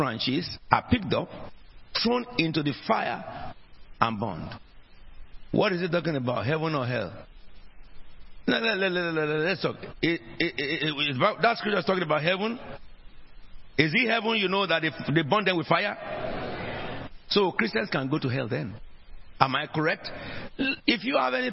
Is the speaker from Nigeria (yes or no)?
yes; Nigeria; also born or lived in South East England; now in United Kingdom; which country did you come from before you got to become British? I said, Nigeria